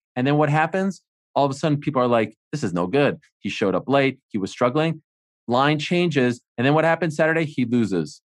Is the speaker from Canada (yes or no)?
yes; Montreal, Quebec, Canada; I'm from Montreal.